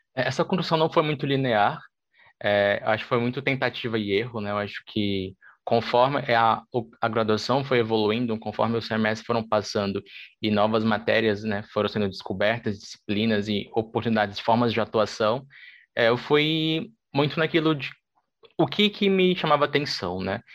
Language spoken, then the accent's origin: Portuguese; Brasília, Federal District, Brazil; Eu sou de Brasília, formado em Relações Internacionais já há quase cinco anos